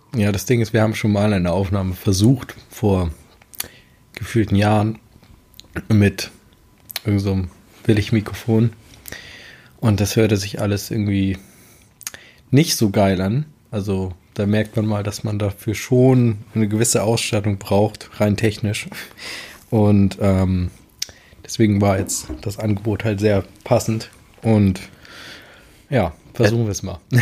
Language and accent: German; Amelinghausen, Lower Saxony, Germany; bin hier im Westen aufgewachsen, sage ich jetzt mal. Den, wie gesagt, Amlinghausen, Lüneburger Heide